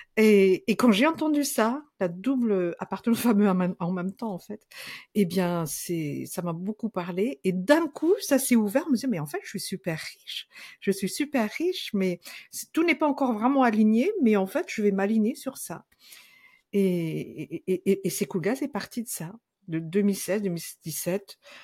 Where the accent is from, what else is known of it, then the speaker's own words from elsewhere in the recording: Madagascar; moved away as an adult; also born or lived in Senegal; now in France; Je suis, je suis partie de Madagascar en 87, deux ans et demi euh, au Sénégal, et puis après en 89, euh, depuis maintenant, depuis 89 jusqu'à maintenant, en France